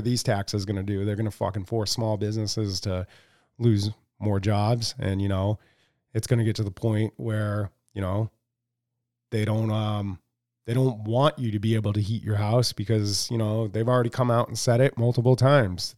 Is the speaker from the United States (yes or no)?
yes; United States; as American people